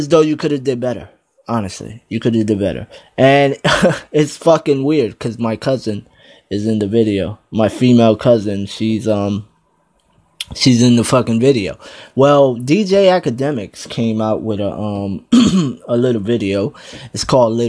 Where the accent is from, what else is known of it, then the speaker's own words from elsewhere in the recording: New Jersey, United States; I'm from Jersey